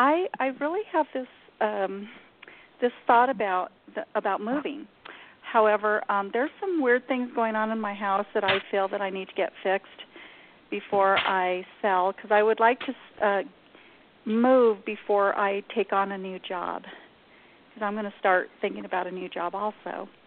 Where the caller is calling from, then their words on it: New Mexico, United States; I'm in New Mexico.